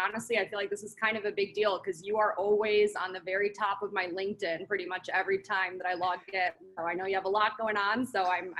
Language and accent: English; Midwest, United States; also born or lived in Minnesota / Wisconsin / Pennsylvania / North Carolina; now in Scottsdale, United States; I'm from the Midwest. I've lived in Minnesota, Wisconsin, Pennsylvania, North Carolina, just all over.